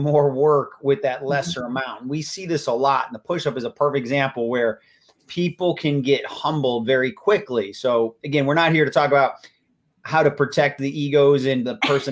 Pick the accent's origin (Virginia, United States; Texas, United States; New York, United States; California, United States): New York, United States; Buffalo; now in Florida, United States; I'm originally from Buffalo. Go Bills. Live in Florida, but I'm still from Buffalo.